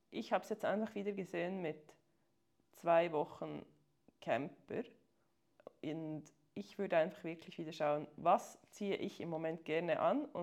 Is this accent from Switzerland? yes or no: yes; Switzerland; also als Schweizer mehr als eine halbe Stunde ist echt